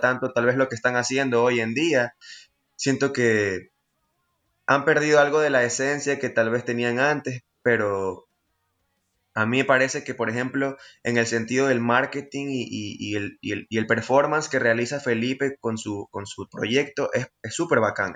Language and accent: Spanish; Guayaquil, Guayas, Ecuador; somos los jovencitos de Guayaquil